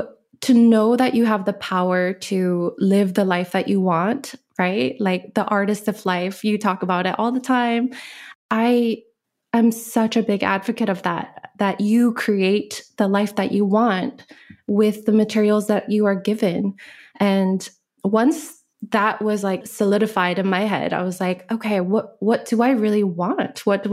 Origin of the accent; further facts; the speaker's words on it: Alaska, United States; also born or lived in Korea; now in Maui, United States; I grew up in many different places. I grew up, went to high school in Alaska.